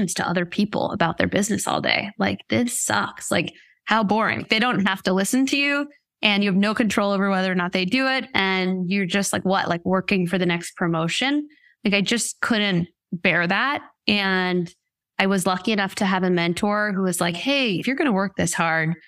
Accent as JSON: {"language": "English", "region": "Rhode Island", "country": "United States", "tie": "born or raised there", "also_born_or_lived": "Boston", "moved": "as an adult", "lives_now": "Los Angeles, United States", "said": "I'm originally from Rhode Island"}